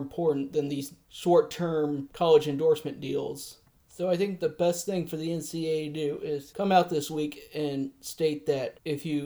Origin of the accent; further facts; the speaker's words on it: United States; I'm from the United States